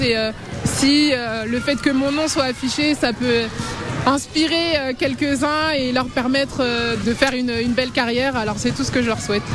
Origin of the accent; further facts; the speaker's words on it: Reims, Grand Est, France; Quand on vient de Reims